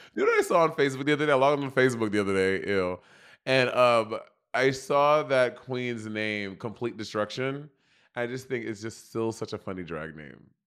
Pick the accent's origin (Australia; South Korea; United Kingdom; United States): United States; me as an American